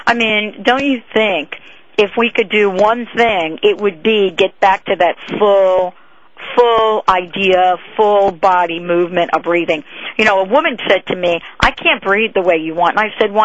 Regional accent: East Coast, United States; I come from the East Coast

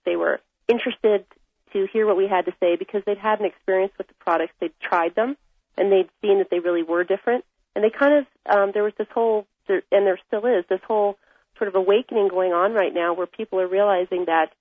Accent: Washington, District of Columbia, United States; moved away as an adult; now in Taos, United States; I was born in Washington, D.C., and I really didn't want to be part of the political world that I grew up in out there. So I moved to Taos, New Mexico

